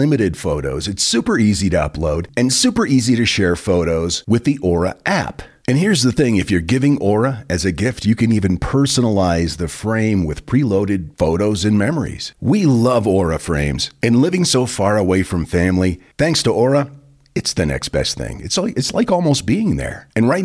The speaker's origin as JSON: {"language": "English", "country": "United States", "said": "we as Americans"}